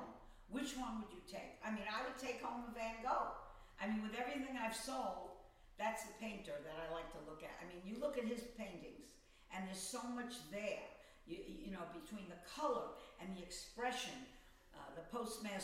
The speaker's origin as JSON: {"language": "English", "town": "Long Beach", "region": "New York", "country": "United States", "tie": "born or raised there", "lives_now": "New York City, United States", "said": "I came from Long Beach, Long Island. It was a middle class, regular public high school"}